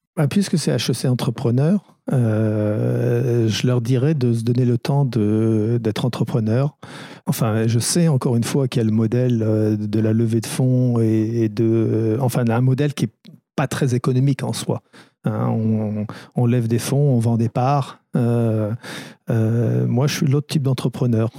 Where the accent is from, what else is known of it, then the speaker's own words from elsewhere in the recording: France; also born or lived in Bristol, England; Je suis arrivé en France à l'âge de, de 5 ans et demi